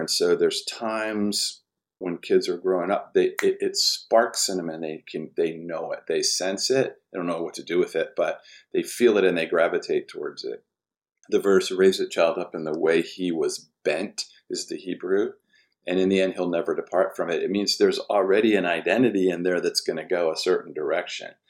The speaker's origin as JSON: {"language": "English", "town": "Washington", "region": "District of Columbia", "country": "United States", "tie": "born or raised there", "said": "I was born in Washington, D C, lower income family"}